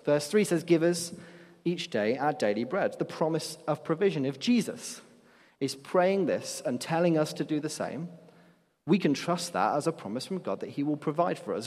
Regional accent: Nottingham, East Midlands, United Kingdom; I'm from Nottingham, and the main nightclub there is a place called Rock City

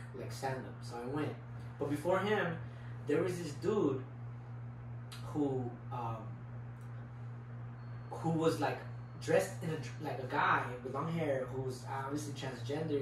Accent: Lynwood, California, United States

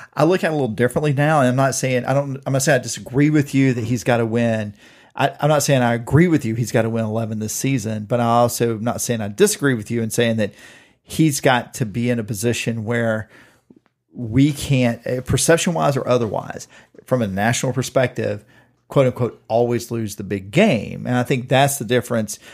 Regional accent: Pierce County, Georgia, United States; I'm from Pierce County, Georgia, in the high school before they became Pierce County, where I went to elementary school and junior high

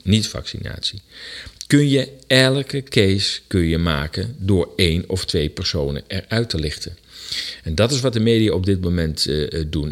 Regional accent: Netherlands; wij als Nederlanders

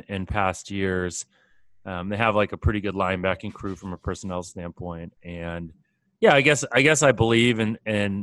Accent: Boston, Massachusetts, United States; I'm from Boston

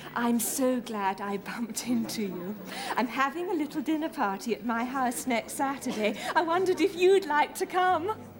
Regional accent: Barnsley, Yorkshire and the Humber, United Kingdom; growing up in Barnsley, working class

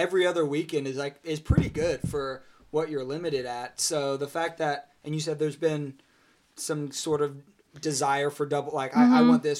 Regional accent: United States; now in Ohio, United States; I grew up near the Smokies

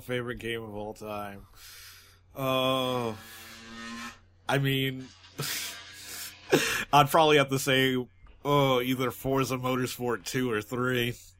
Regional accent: United States; as an American

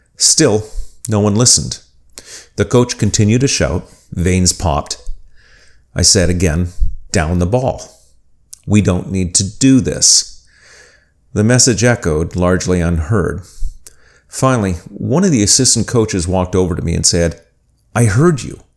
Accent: Winnipeg, Manitoba, Canada; When I was a teenager growing up in Winnipeg, I played football and team handball

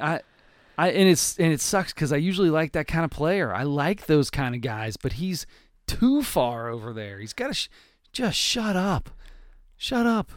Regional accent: Cincinnati, Ohio, United States; we are from Cincinnati, Ohio

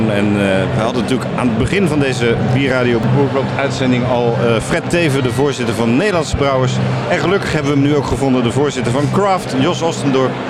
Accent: Rotterdam, South Holland, Netherlands; Eh, ik kom uit Rotterdam.

